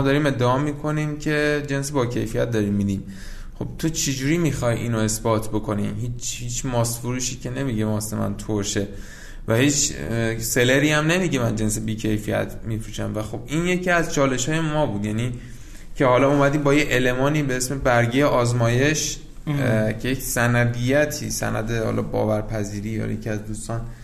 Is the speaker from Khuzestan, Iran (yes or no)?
yes; Ahvaz, Khuzestan, Iran; من اصالتا یعنی من خودم متولد اهوازم هستم